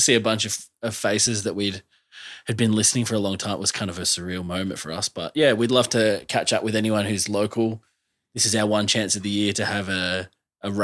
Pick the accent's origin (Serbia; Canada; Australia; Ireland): Australia; as an Australian fan